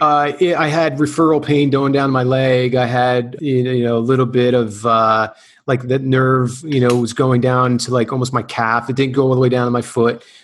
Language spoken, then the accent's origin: English; New Jersey, United States; now in California, United States; I had the surgery in in uh, New Jersey uh, because I wanted to be near family